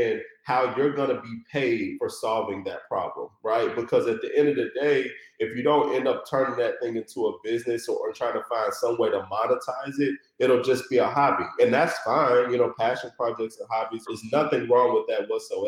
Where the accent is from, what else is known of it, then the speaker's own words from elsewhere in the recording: Chattanooga, Tennessee, United States; moved away as an adult; now in Detroit, United States; a snot-nosed kid, you know, growing up in Chattanooga, Tennessee with hoop dreams